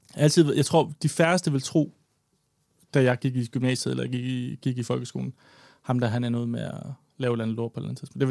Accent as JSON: {"language": "Danish", "town": "Odder", "region": "Central Denmark Region", "country": "Denmark", "tie": "born or raised there", "also_born_or_lived": "Copenhagen", "moved": "as an adult", "said": "flyttede hjem og boede i Odder, hvor jeg kommer fra, hjemme med min far"}